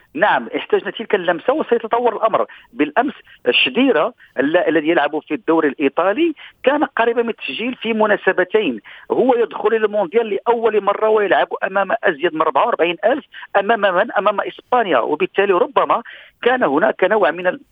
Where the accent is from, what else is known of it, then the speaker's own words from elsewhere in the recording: Morocco; الينا كمغاربه